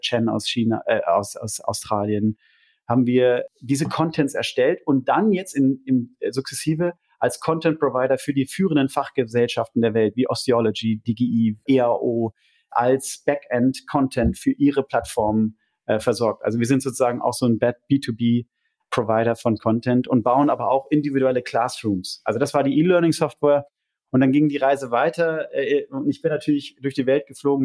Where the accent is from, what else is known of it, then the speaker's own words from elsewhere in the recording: Lemgo, North Rhine-Westphalia, Germany; moved away as an adult; also born or lived in London; now in Zurich, Switzerland; komme aber, wie man hört, äh, nicht aus der Schweiz, sondern ursprünglich aus Ostwestfalen. Genauer gesagt, Lemgo